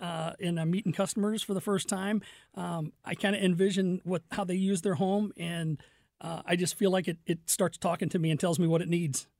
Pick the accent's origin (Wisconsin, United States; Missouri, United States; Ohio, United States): Missouri, United States; Fenton; also born or lived in Crestwood, Missouri / Kirkwood, Missouri; I grew up in Fenton